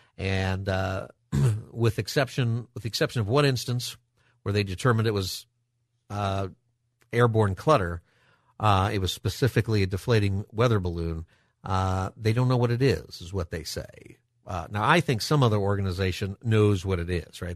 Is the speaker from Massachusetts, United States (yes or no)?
no; Palmdale, California, United States; I grew up in Palmdale.